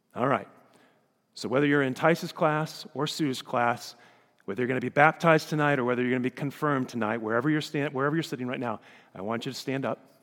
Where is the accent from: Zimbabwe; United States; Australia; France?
United States; Elkhart, Indiana; we're from Elkhart, Indiana, or Michiana